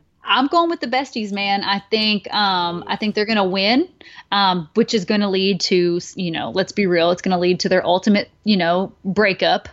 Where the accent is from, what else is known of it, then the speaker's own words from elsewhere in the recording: the South, United States; I'm from the South, and, you know, there's a lot of, like, pageants and stuff